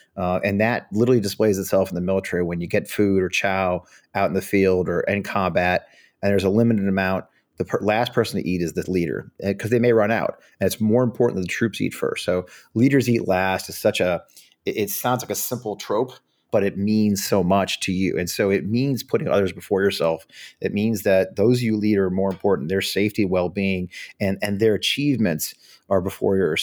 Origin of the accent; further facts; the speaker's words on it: St. Louis, Missouri, United States; moved away as an adult; also born or lived in Richmond, Virginia; I grew up outside of Saint Louis, Missouri